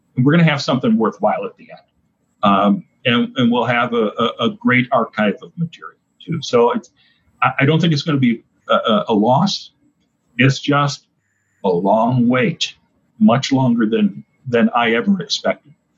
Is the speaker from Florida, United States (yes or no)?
no; Oshkosh, Wisconsin, United States; now in Clearwater, United States; when I was growing up in Oshkosh, Wisconsin